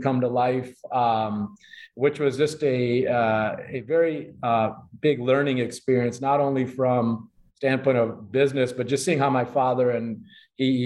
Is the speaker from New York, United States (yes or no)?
no; Chicago, Illinois, United States; first generation here, born and raised in Chicago